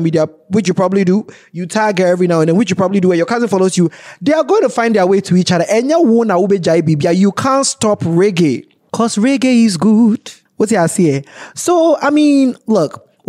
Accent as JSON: {"language": "English", "country": "Ghana", "said": "as a Ghanaian"}